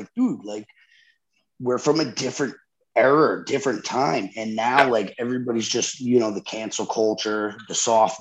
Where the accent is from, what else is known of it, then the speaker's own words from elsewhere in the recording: New Jersey, United States; we grew up in Jersey where it's very diverse